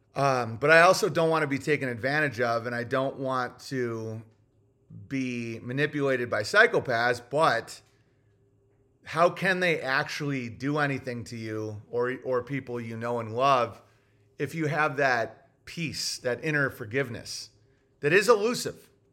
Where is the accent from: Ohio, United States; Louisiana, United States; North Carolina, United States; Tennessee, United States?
Tennessee, United States; Growing up in Tennessee